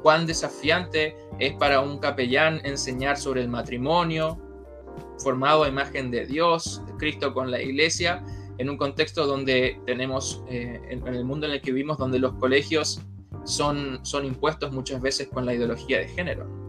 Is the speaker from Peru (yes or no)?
no; Argentina; also born or lived in La Florida, Santiago, Chile; now in Santiago, Chile; soy argentino de nacimiento